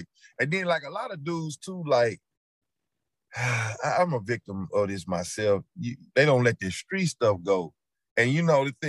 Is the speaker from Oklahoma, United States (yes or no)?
no; Petersburg, Virginia, United States; I'm from Petersburg.